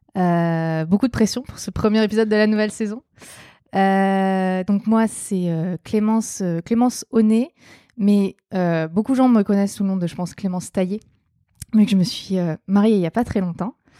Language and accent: French; Provence-Alpes-Côte d'Azur, France; j'ai grandi dans les Hautes-Alpes